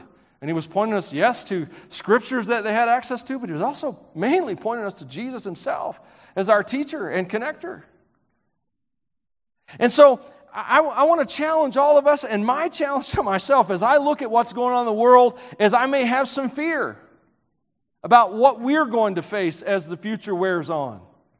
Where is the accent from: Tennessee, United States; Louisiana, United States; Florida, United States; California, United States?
Tennessee, United States; I'm from Tennessee, so that water just freezes me rigid, man.